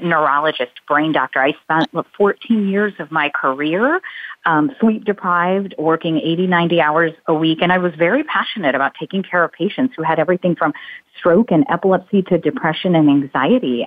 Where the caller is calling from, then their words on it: Orlando, Florida, United States; I am calling in from Orlando, Florida